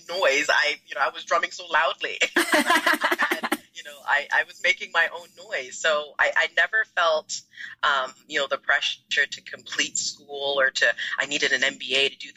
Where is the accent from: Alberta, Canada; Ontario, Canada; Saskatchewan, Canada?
Ontario, Canada; Toronto; also born or lived in Ghana; I'm from Ghana, so that's where I was born. I immigrated to Canada when I was about 3 years old. So I live in the Greater Toronto area